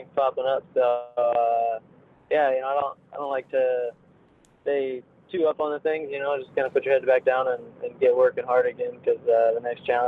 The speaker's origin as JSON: {"language": "English", "town": "St. Louis", "region": "Missouri", "country": "United States", "said": "I'm from St. Louis, Missouri, so it's actually kind of in the middle"}